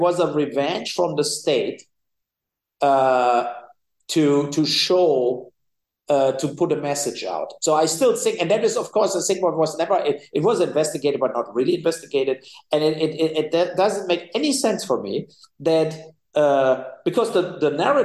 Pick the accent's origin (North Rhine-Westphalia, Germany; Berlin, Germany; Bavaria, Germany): North Rhine-Westphalia, Germany; Cologne; I'm from the West, right? So from Cologne, it's the North Rhine-Westphalia is the most populated area in Germany